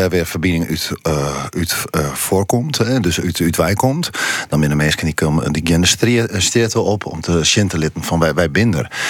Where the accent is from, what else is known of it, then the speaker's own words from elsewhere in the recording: Friesland, Netherlands; Het is verbinding maar wij zijn Friesen, wij zijn Grutske op. En, en, en ja, trots op waar wij binnen.